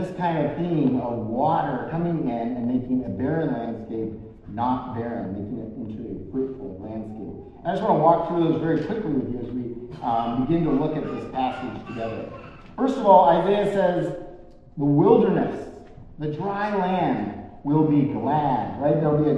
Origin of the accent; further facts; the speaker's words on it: Senegal; One of the things we experienced growing up in Senegal is we get these massive dust storms.